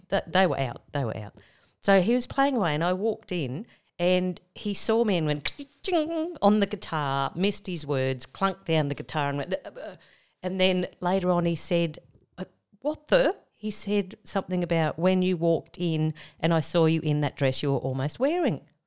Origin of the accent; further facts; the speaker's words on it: Tamworth, New South Wales, Australia; moved away; also born or lived in Sydney; I was from Tamworth.